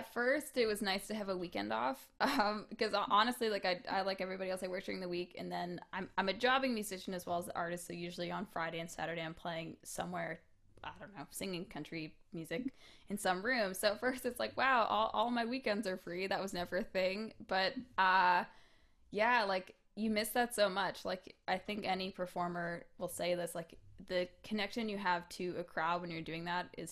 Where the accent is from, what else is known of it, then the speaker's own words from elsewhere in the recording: Hamilton, Ontario, Canada; I grew up in Hamilton, and we used to put on Hamilton Music Awards every year.